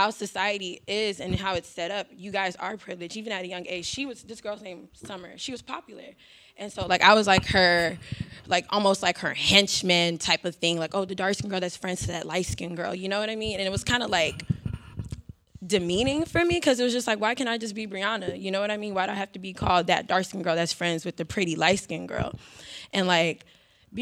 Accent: Houston, Texas, United States; I'm from Houston

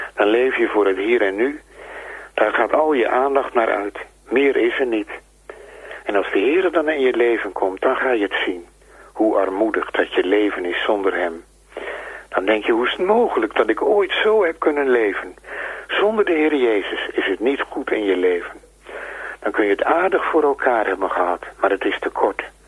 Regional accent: Netherlands; wij als Nederlanders waren vroeger heidenen

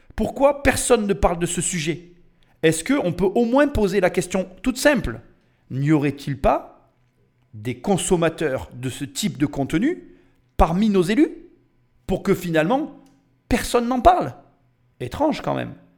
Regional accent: France; on est des Français

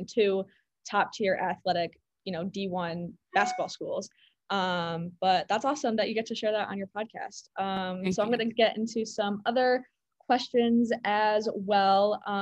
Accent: Chicago, Illinois, United States; I'm from Chicago.

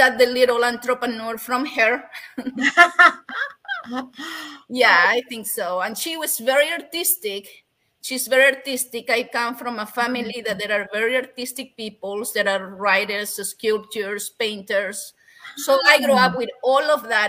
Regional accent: Peru; English is a second language; moved away; growing up in Peru was was beautiful, but at the same time was a little difficult

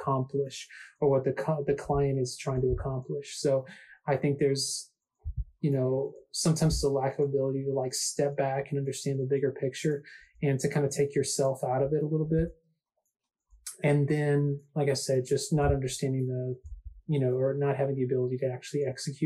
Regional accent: Atlanta, Georgia, United States; The first time that I ever got to give a design talk in my hometown

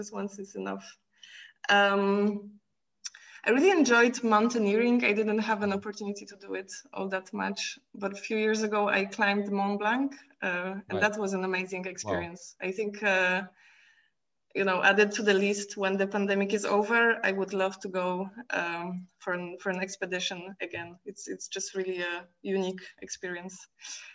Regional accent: Poland; now in Brussels, Belgium; I'm from Poland.

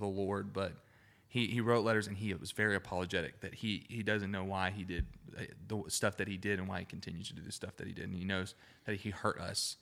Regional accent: Alabama, United States; accent: Alabama Southern; I'm from Alabama, I'm not saying daddy how I naturally want to say daddy

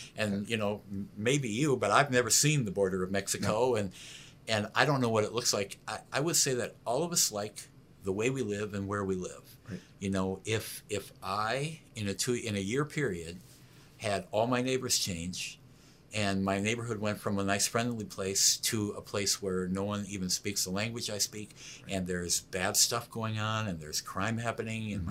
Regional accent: United States; I'm an American

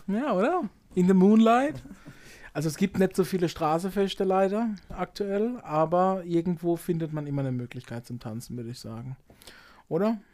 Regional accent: Baden-Württemberg, Germany; bei uns in Baden-Württemberg

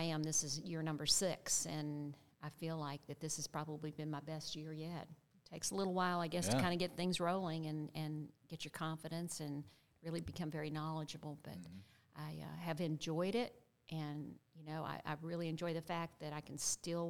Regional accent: Western North Carolina, United States; moved away as an adult; also born or lived in Charlotte, North Carolina; now in Lowcountry, South Carolina, United States; I am a native of the old Tar Heel State, North Carolina. Born and raised in Western North Carolina

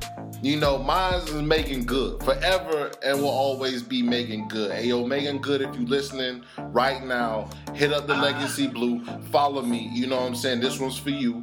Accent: Jamaica; I'm Jamaican

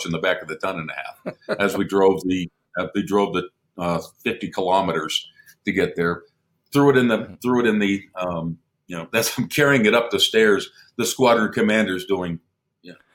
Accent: Pennsylvania, United States; moved away; I was raised in Pennsylvania

